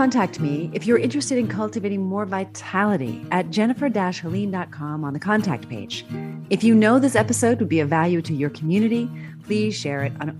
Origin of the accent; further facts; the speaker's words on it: United States; moved away as an adult; also born or lived in Switzerland; I'm an American